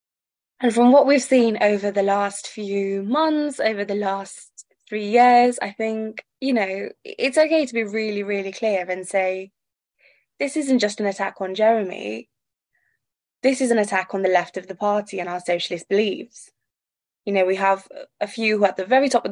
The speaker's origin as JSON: {"language": "English", "country": "United Kingdom", "tie": "born or raised there", "said": "I grew up in Tory Britain"}